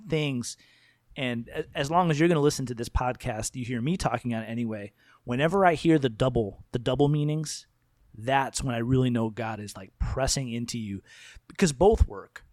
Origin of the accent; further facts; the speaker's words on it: United States; I love my identity as an American person